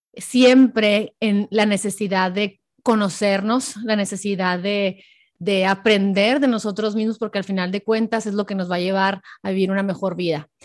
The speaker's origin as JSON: {"language": "Spanish", "town": "Hermosillo", "region": "Sonora", "country": "Mexico", "moved": "yes", "said": "Hermosillo, Sonora, de donde yo soy"}